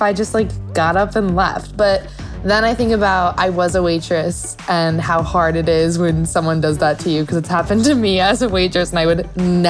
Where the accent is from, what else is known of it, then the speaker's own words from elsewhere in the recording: New York, United States; moved away as an adult; now in Los Angeles, United States; I'm 19 years old. I'm originally from New York as well, but I just moved out to LA a few months ago to pursue my acting career.